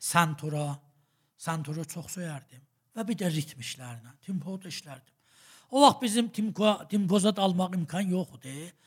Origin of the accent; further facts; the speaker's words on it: Tabriz, East Azerbaijan, Iran; mən Təbriz uşağıyam. Salimin 337-də, Sahib Xiyabanında anadan olmuşam. Orda böyümüşəm və bir xanəvadə ki, təqribən məzhəbi idilər.